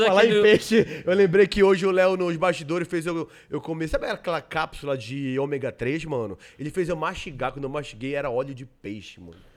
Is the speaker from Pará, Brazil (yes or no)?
yes; Belém, Pará, Brazil; Sou paraense, paraense. Filho de um goiano, de uma goiana com um mineiro.